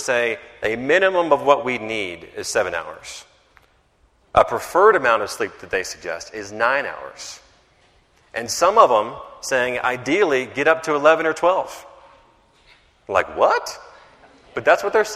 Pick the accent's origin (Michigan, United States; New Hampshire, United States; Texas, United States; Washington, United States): Texas, United States; Carrollton; now in Dallas, United States; my hometown of Carrollton, Texas